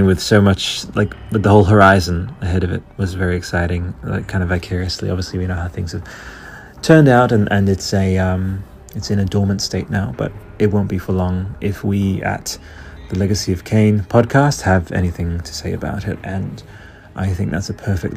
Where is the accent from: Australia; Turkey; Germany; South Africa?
Australia; I'm Australian